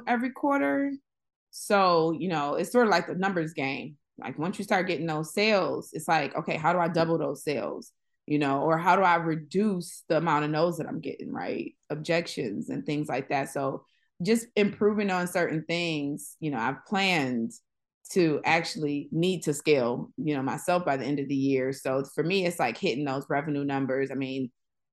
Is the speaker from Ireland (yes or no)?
no; Buffalo, New York, United States; now in Los Angeles, United States; I'm from Buffalo, New York.